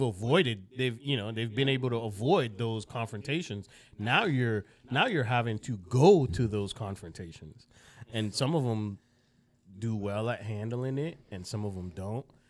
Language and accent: English; Broward County, South Florida, United States; also born or lived in Jamaica / Lauderhill, Florida / Davie, Florida; I grew up in Broward County, um, which is, if you don't know, it's north of Miami.